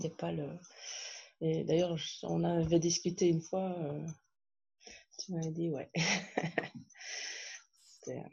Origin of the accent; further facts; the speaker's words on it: Belgium; also born or lived in France; euh, j'ai 43 ans, euh